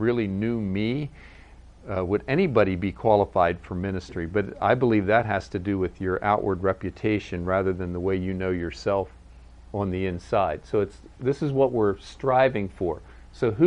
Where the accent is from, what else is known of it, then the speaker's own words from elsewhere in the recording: United States; also born or lived in Virginia / Maryland / Pennsylvania; where I grew up in Virginia, Maryland, Pennsylvania